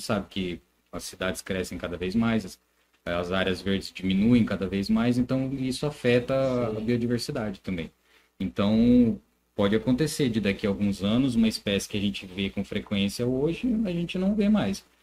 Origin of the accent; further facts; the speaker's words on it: Americana, São Paulo, Brazil; tem gente de Americana, eu sou de Americana, tá.